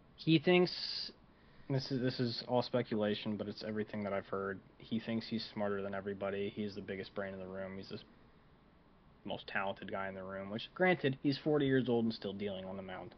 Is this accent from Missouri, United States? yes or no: no; Saginaw, Michigan, United States; moved away; I come from a uh, a small town two hours away from Detroit called Saginaw